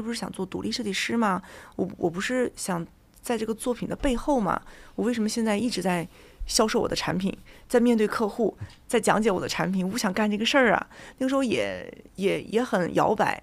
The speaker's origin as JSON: {"language": "Chinese", "town": "Jinan", "region": "Shandong", "country": "China", "tie": "born or raised there", "also_born_or_lived": "London, United Kingdom / Nottingham, United Kingdom", "moved": "as an adult", "said": "我从小就在济南老东门儿讲价长大的"}